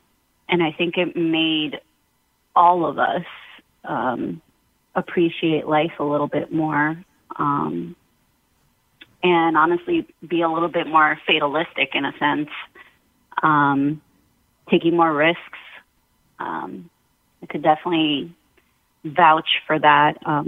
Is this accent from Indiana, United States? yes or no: no; New York, United States; As a teen, as a preteen, I think it definitely, and especially as a New Yorker, it definitely affected a lot of the decisions I made after that point.